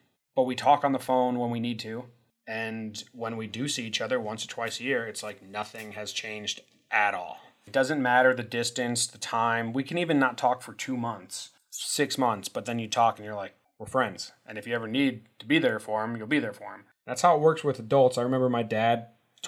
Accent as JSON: {"language": "English", "region": "Illinois", "country": "United States", "tie": "born or raised there", "moved": "yes", "said": "I moved away from Illinois"}